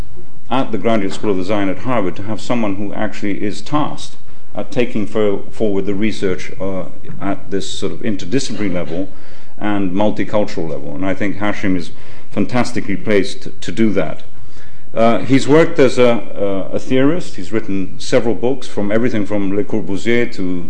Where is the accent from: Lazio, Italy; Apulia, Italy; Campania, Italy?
Lazio, Italy; Rome; moved away; I was brought up in Rome, I'm half Italian